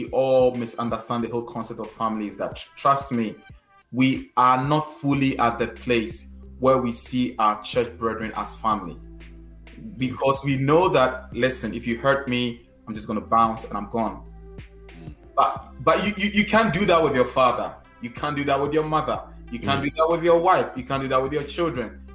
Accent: Ghana; accent: Ghanaian; my Ghanaian accent

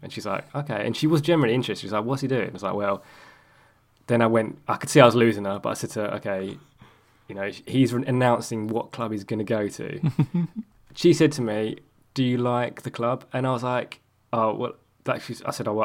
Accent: England, United Kingdom; I'm English

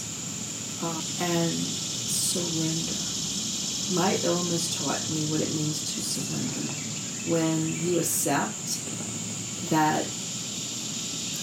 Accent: the South, United States; I grew up in the South

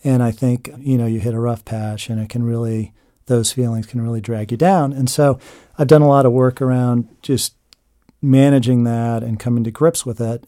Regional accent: Chester County, Pennsylvania, United States; I grew up in Chester County

